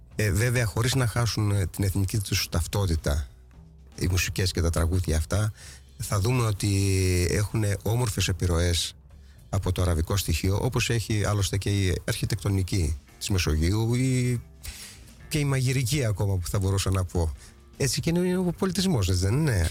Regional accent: Thasos, Eastern Macedonia and Thrace, Greece; Η καταγωγή μου είναι από Θάσο.

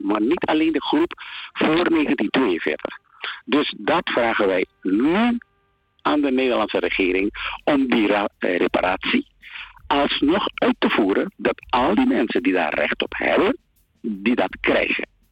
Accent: Paramaribo, Paramaribo District, Suriname; moved away as an adult; now in Netherlands; Ik ben geboren en getogen in Paramaribo aan de Christoffel Kersenstraat nummer 51

